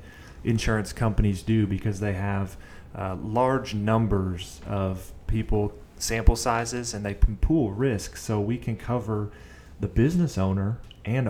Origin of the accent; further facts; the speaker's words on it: Oklahoma City, Oklahoma, United States; I'm from Northwest Oklahoma City, born and raised